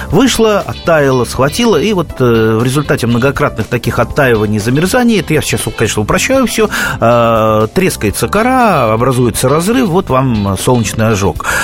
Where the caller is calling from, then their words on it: Krasnoyarsk, Krasnoyarsk Krai, Russia; Красноярск, здравствуйте.